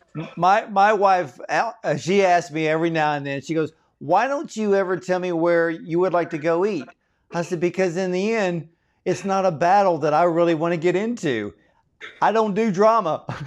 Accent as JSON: {"language": "English", "region": "Texas", "country": "United States", "said": "I'm from Texas."}